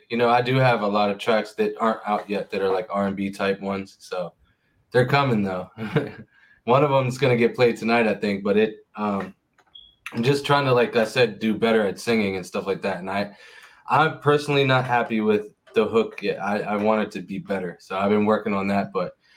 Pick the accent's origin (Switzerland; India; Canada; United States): United States; Pittsburgh, Pennsylvania; also born or lived in Maryland / Virginia; now in Hanover, United States; I'm from Pittsburgh, PA